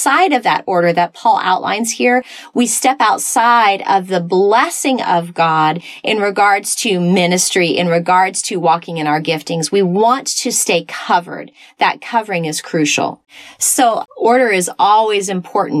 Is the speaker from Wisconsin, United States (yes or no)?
no; Texas, United States; I was raised in Texas in a denominational church